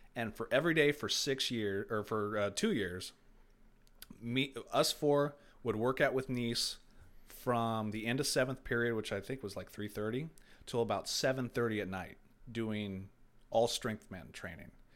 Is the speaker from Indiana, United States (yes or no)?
yes; Brownsburg, Indiana, United States; also born or lived in Carmel, Indiana; I was born and raised in Carmel and, uh, Clay Terrace area, and I moved to Brownsburg in ninety-five